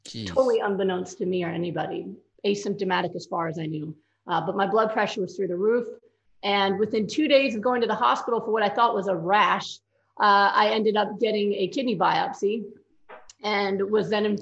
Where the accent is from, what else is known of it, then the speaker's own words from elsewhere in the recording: New York, United States; I'm a New Yorker